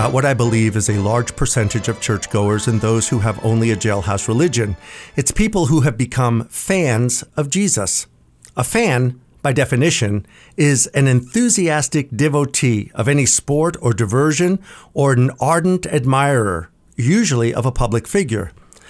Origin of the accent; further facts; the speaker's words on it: New York City, New York, United States; When I was a kid growing up in the New York City area